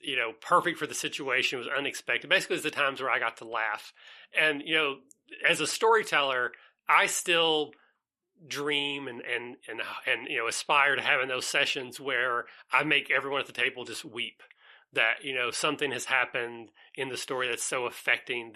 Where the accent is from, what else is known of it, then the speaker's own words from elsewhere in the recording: Southeast Kentucky, United States; I'm from Southeast Kentucky.